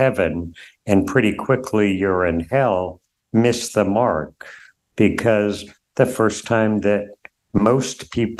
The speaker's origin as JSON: {"language": "English", "town": "Durham", "region": "New Hampshire", "country": "United States", "tie": "born or raised there", "said": "so I grew up in Durham, college town, a buddy and I went door to door in Williamson Hall, a residential dorm"}